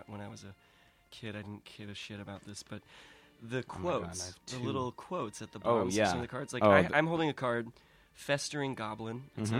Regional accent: San Diego, California, United States; Cardiff, just north from where I grew up in San Diego.

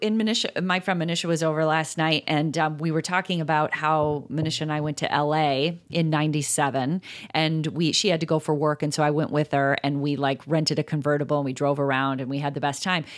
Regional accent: Chicago, Illinois, United States; we are from Chicago

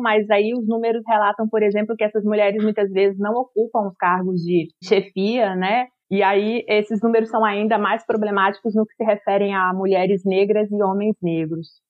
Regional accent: Acre, Brazil; eu sou acriana, né? Eu sou amazônida

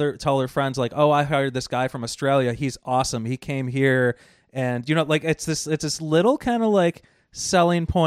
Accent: United States; I'm an American

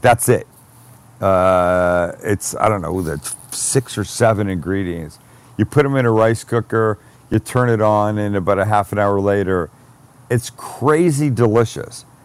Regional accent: Canada; I'm Canadian

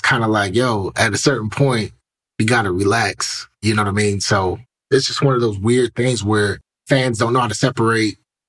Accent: Cleveland, Ohio, United States; Growing up in Cleveland

